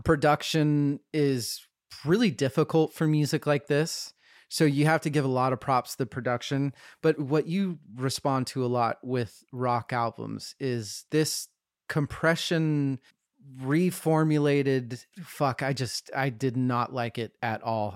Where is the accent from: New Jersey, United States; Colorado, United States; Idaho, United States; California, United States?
Idaho, United States; Boise; I was born in Boise